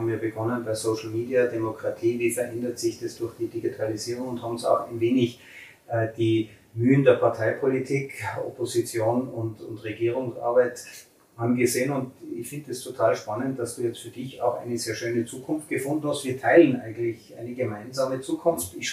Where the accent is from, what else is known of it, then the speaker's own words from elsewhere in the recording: St. Johann in Tirol, Tyrol, Austria; wir waren heute in der schönen Postbar in meiner Heimatgemeinde St. Johann in Tirol